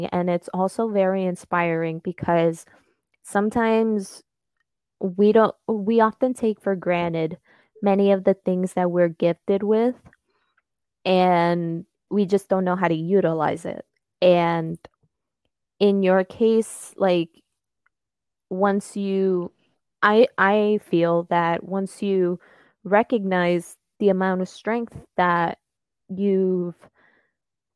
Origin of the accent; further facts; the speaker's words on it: United States; first language Spanish; English is a second language; my family it comes from Peru, and I was actually born here in America